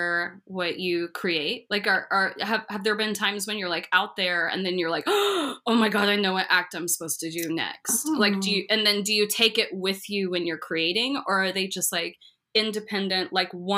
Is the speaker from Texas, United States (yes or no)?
yes; Texas, United States; moved away as an adult; also born or lived in San Diego, California; I'm like Texan, just moved there.